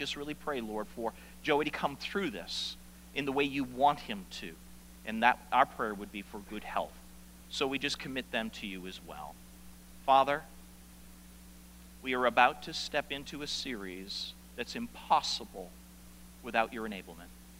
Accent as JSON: {"language": "English", "town": "South Portland", "region": "Maine", "country": "United States", "tie": "born or raised there", "said": "my family moved from the house that I was born in South Portland, Maine, to a brand new subdivision in South Portland. And I went to a brand new school"}